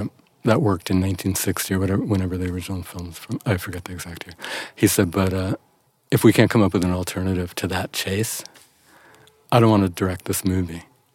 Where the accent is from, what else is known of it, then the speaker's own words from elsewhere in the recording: New York City, New York, United States; I grew up in New York City